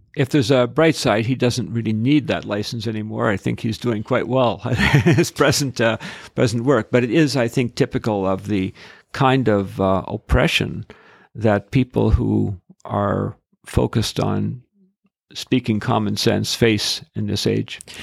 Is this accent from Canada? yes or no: yes; Edmonton, Alberta, Canada; I'm from Edmonton